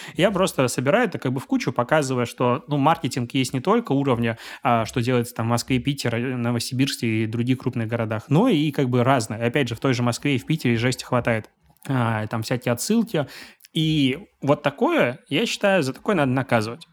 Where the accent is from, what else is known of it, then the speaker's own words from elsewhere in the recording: Belarus; moved away as an adult; now in Saint Petersburg, Russia; я белорус. А, я три года назад переехал в Санкт-Петербург